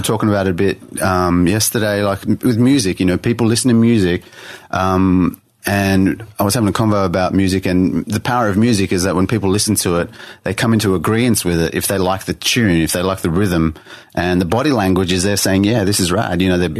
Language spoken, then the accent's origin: English; Sydney, New South Wales, Australia; Born and bred in Sydney, like in the city. Grew up in the city.